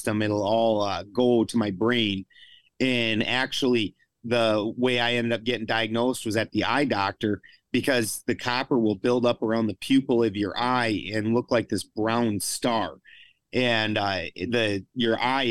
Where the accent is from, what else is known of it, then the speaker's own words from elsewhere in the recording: South Dakota, United States; also born or lived in Colorado; I'm from South Dakota